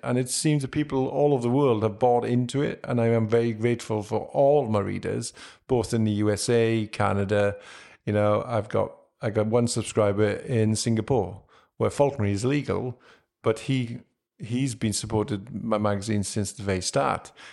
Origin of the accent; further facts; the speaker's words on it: Wales, United Kingdom; being a Welshman.